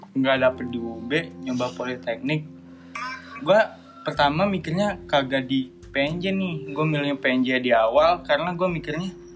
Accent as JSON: {"language": "Indonesian", "town": "Padang", "region": "West Sumatra", "country": "Indonesia", "moved": "as an adult"}